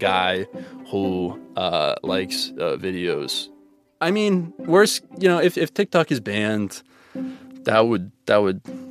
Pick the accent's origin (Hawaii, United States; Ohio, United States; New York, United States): Ohio, United States; I'm from Ohio.